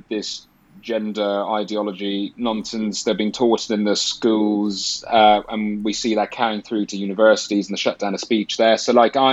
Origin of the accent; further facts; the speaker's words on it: Ireland; moved away as an adult; now in United Kingdom; I'm from Ireland. I grew up there till I was 18.